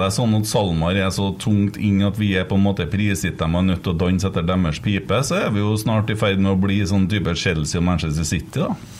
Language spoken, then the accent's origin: Norwegian; Trøndelag, Norway